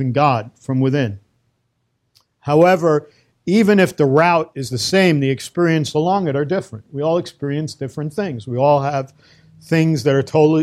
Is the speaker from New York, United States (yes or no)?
yes; New York City, New York, United States; moved away as an adult; now in Safed, Israel; I'm a kid from Brooklyn, from the streets